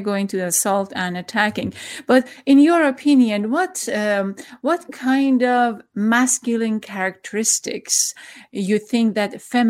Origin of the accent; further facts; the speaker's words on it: Iran; I'm from Iran, and I know that I'm coming from a patriarchal society